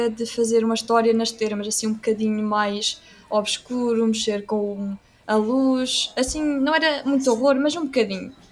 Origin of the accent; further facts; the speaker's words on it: Aveiro, Centro, Portugal; also born or lived in Anadia; eu sou de Aveiro